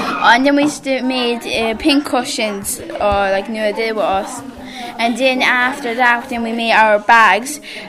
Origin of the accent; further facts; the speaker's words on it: Ballydough, Munster, Ireland; No, I'm from Ballydough.